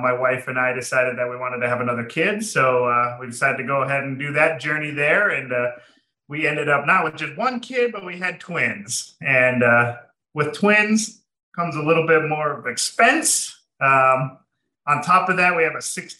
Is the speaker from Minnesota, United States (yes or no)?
yes; Minnesota, United States; now in Arizona, United States; I am from Minnesota.